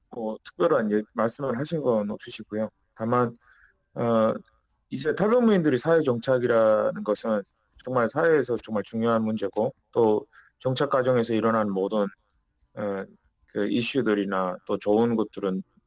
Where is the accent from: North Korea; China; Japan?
North Korea; now in South Korea; 우리는 북한 출신이기 때문에